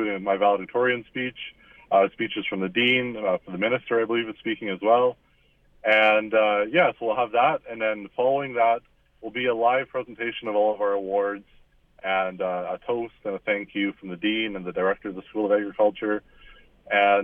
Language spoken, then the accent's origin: English; La Rivière, Manitoba, Canada; I grew up in Larivere, Manitoba, just in the Pembina Valley